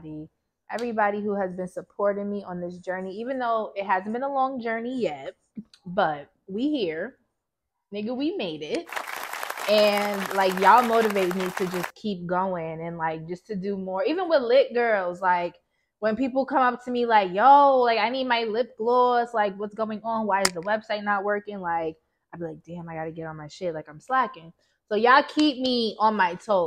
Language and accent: English; Yonkers, New York, United States; also born or lived in Baltimore; I am from Yonkers, New York